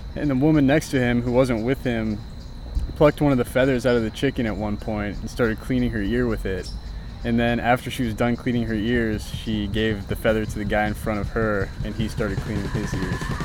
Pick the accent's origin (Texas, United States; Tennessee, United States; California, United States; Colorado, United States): Texas, United States; moved away as an adult; now in Dominican Republic; a 17 and 18 year old boy growing up in Texas